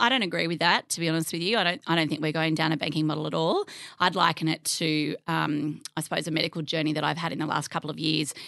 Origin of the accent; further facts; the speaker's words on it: Narrabri, New South Wales, Australia; moved away as an adult; also born or lived in Tamworth / Sydney; I grew up in the country. Um, I'm from Narrabri.